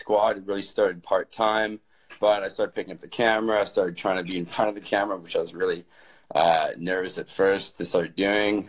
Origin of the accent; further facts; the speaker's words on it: Galiano Island, British Columbia, Canada; also born or lived in Vancouver; I grew up in British Columbia in Canada, on a very small island that only had like 1,000 people on it called Galliano Island